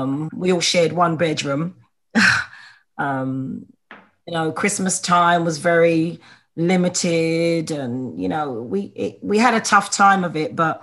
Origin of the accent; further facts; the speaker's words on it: Ilford, London, United Kingdom; moved away as an adult; now in United States; I grew up in just outside London called Ilford in Essex, close to East London. I lived there for 35 years. It was very multicultural.